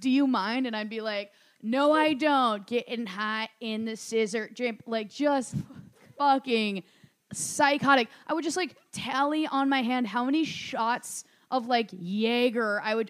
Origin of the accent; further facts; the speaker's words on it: Minnesota, United States; I'm from Minnesota, Target headquarters.